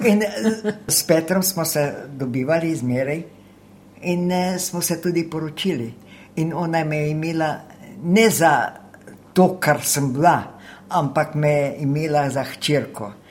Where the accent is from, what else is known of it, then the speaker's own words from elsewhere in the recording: White Carniola, Slovenia; first language Slovene; moved away as an adult; also born or lived in France; now in Sydney, Australia; Jaz sem iz Belokrajne, iz Čeple, Taritrk, ob Kolpi.